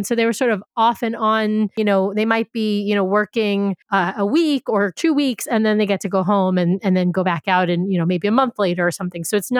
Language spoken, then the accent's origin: English; New York, United States; moved away as an adult; also born or lived in Baltimore / Washington, D.C.; I grew up in New York